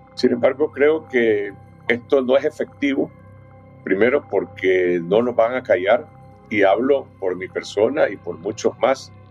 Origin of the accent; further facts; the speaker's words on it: Nicaragua; moved away as an adult; now in San José, Costa Rica; Soy nicaragüense, nací nicaragüense, moriré nicaragüense